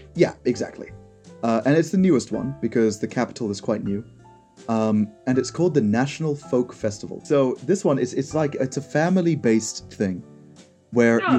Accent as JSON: {"language": "English", "town": "Sydney", "region": "New South Wales", "country": "Australia"}